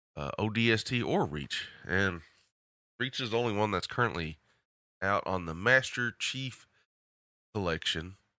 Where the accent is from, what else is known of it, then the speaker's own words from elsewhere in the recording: the South, United States; accent: southern; my southern accent and twang